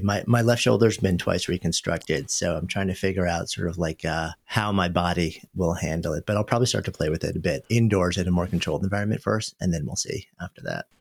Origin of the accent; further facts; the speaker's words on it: New York, United States; moved away as an adult; now in Boulder, United States; I grew up just outside of New York and lived in the city for my entire adult life for thirty years